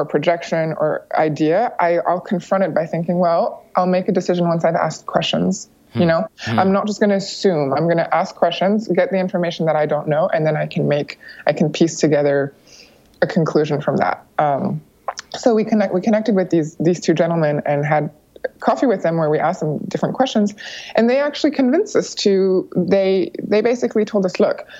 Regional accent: United States; born there; I was born in the United States, so I have American citizenship.

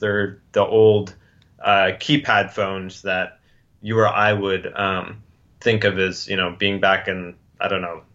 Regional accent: United States; I'm an American and I have an extraordinarily different background

